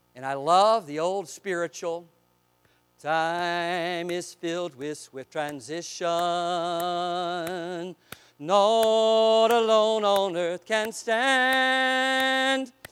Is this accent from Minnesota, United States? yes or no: no; Eastern North Carolina, United States; I grew up in Eastern North Carolina.